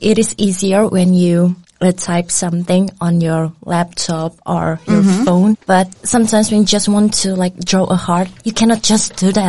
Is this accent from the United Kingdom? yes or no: no; Indonesia; also born or lived in Greenland; now in Denmark; It's about my culture background, like, I'm from Indonesia.